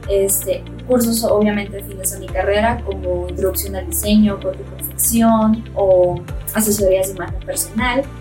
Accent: Sonora, Mexico; moved away as an adult; now in Mexico City, Mexico

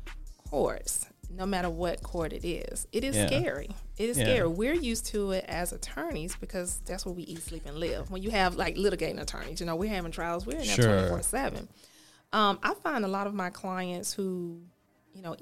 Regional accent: Birmingham, Alabama, United States; also born or lived in Montevallo, Alabama; I am from Ensley, went to Montevallo, Miles Law School

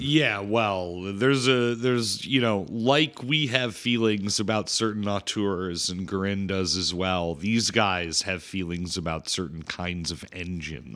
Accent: Chicago, Illinois, United States; I'm from Chi-, Chicago, big Polish town

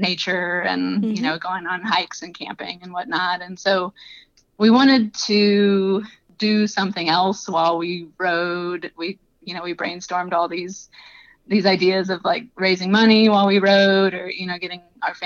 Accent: Southeast Louisiana, United States; moved away as an adult; now in Iowa, United States; I'm not originally from the Midwest. I'm from Southeast Louisiana, but had moved to Iowa for work

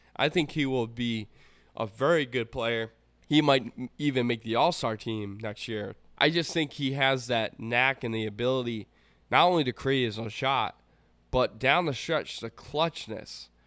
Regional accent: Rhode Island, United States; I'm from the Rhode Island area

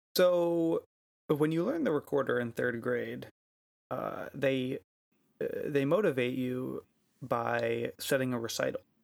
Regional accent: United States; I'm American

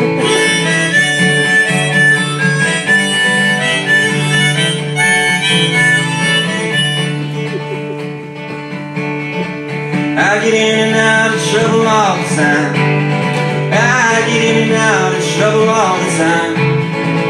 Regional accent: San Francisco, California, United States; I was born in the Panhandle of San Francisco and St. Mary's Hospital.

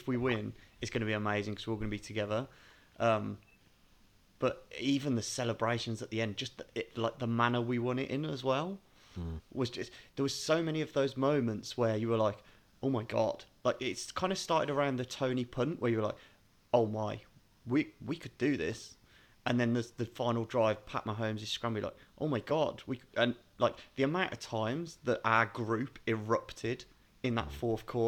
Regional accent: United Kingdom; a British fan

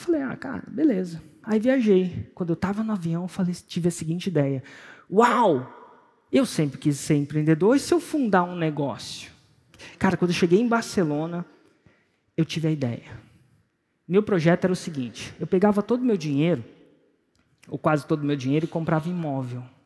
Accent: Brasília, Federal District, Brazil; Eu nasci em Brasília, 1977

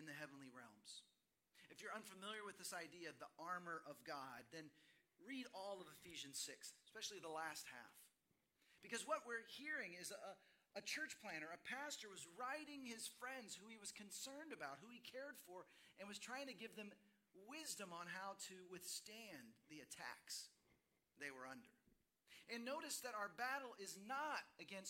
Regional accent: Dallas, Texas, United States; moved away as an adult; also born or lived in Seattle; My wife and I grew up in Dallas, Fort Worth

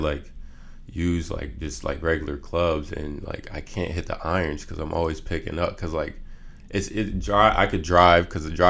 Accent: East Coast, United States; because he knows I'm from the East Coast.

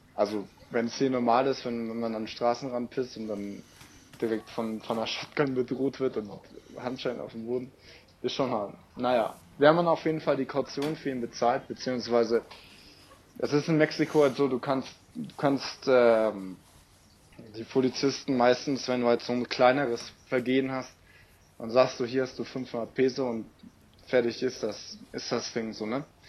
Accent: Germany; ich ja so als Deutscher

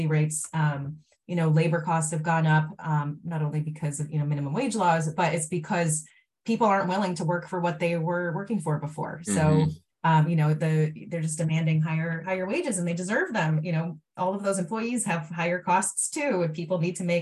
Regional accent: Maine, United States; when I was a kid, I grew up in Maine too

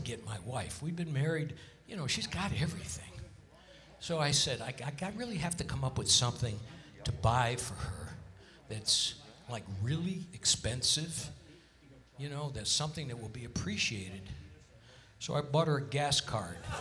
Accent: Hartford, Connecticut, United States; now in Las Vegas, United States; Hartford, Connecticut, my hometown.

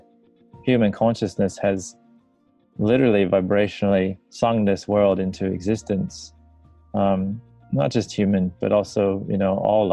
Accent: near Chicago, northern Indiana, United States; moved away as an adult; now in Australia; Originally from the States. Like, grew up near Chicago, northern Indiana

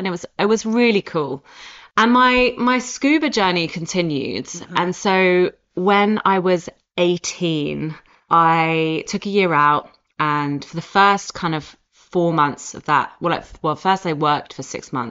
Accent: Oxford, South East England, United Kingdom; accent: posh; moved away; also born or lived in Scotland; as you can hear from my accent, I'm from Oxford

